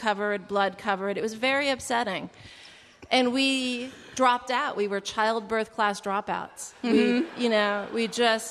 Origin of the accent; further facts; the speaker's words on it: Bellingham, Washington, United States; I grew up in Bellingham, Washington, in the 80s